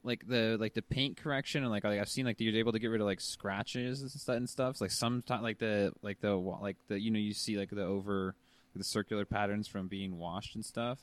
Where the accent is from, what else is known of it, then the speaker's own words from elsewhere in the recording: United States; moved away as an adult; I'm from Washington